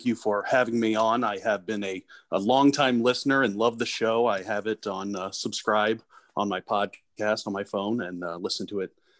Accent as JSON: {"language": "English", "town": "St. Louis", "region": "Missouri", "country": "United States", "tie": "born or raised there", "lives_now": "St. Charles, United States", "said": "Yeah, I grew up in St. Louis County, went to Ladue, Horton Watkins, graduated from there, went to St. Louis Community College, Merrimack, and then went to the University of Missouri, St. Louis, and moved out to St. Charles in 2007"}